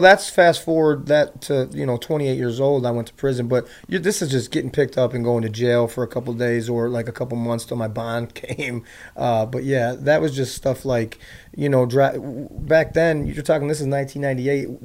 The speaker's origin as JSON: {"language": "English", "town": "Chicago", "region": "Illinois", "country": "United States", "tie": "born or raised there", "said": "I was born in uh, on the south side of Chicago, and I grew up um, in a trailer."}